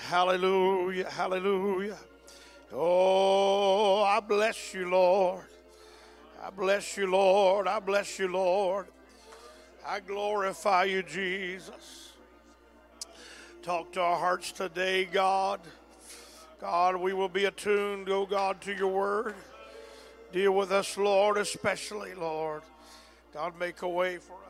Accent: Texas, United States; I'm a Texan

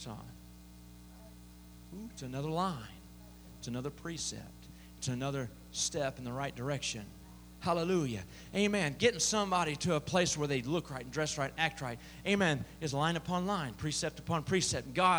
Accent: Southern Illinois, United States; I grew up in Southern Illinois

